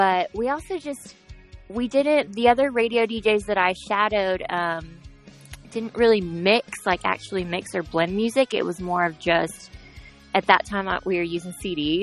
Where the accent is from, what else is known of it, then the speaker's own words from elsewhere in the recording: Ohio, United States; moved away as an adult; now in Florida, United States; once I moved away from Ohio, where I'm originally from